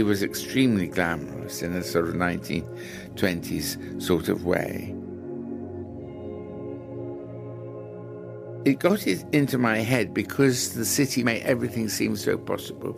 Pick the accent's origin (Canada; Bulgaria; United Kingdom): United Kingdom; England; I am from England, in America for the first time, and leaving in about a fortnight.